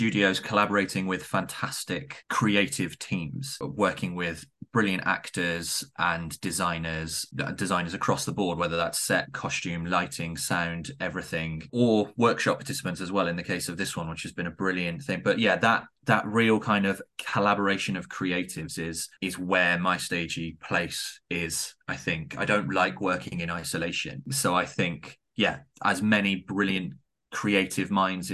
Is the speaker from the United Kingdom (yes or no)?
yes; the Southwest, South West England, United Kingdom; I'm also from the Southwest